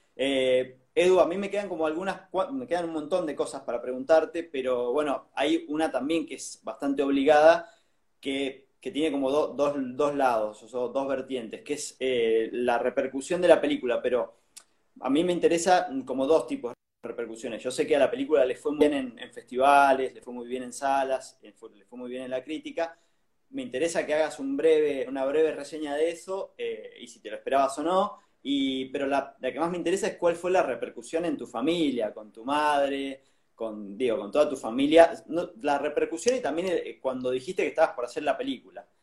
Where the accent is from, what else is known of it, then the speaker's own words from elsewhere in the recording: San Juan, Argentina; moved away; yo soy de San Juan